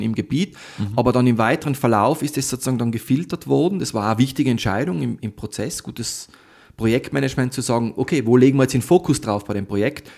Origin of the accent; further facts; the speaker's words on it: Tyrol, Austria; ich bin in Tirol aufgewachsen.